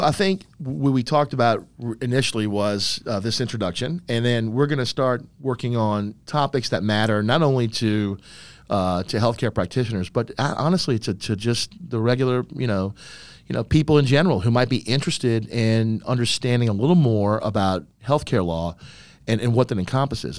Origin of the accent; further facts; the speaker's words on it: New Orleans, Louisiana, United States; I am a New Orleans native. I was born and raised in New Orleans